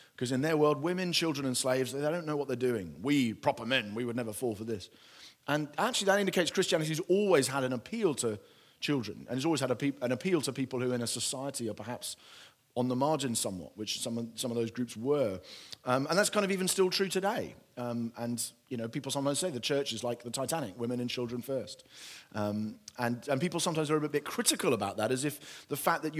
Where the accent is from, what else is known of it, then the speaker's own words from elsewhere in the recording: United Kingdom; my British culture